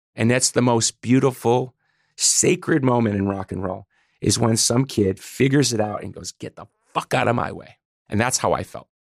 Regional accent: Chicago, Illinois, United States; We're from Chicago

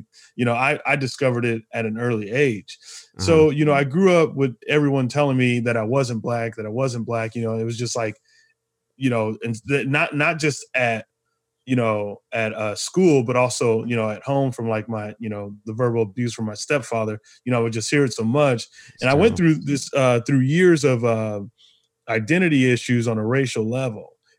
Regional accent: Arizona, United States; I think about, you know, growing up in Arizona, you know, it was predominantly white.

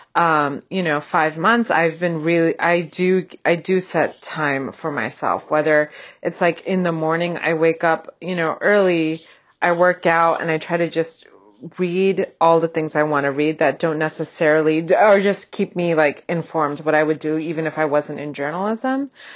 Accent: Bay Area, California, United States; moved away as an adult; also born or lived in Boston; I grew up in the Bay Area in California

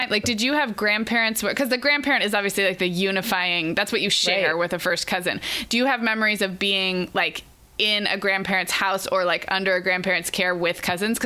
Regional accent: California, United States; also born or lived in Oregon; We moved from Oregon to California when I was 5.

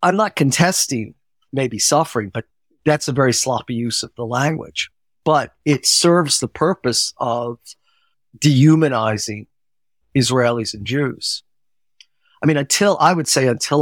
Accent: United States; being American

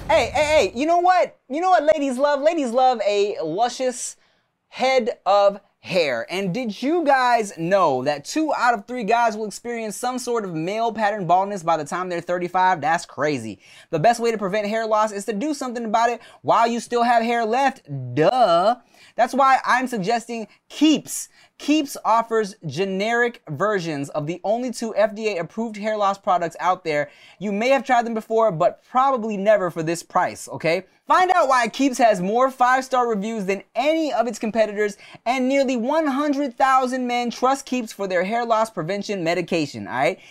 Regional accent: Paramount, California, United States; my room that I grew up in in Paramount, California

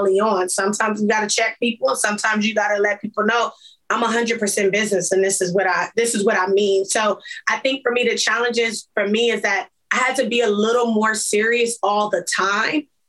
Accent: Compton, California, United States; I'm from Compton

